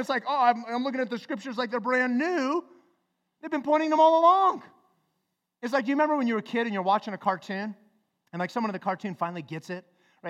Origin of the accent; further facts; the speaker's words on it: Flagstaff, Arizona, United States; growing up in Flagstaff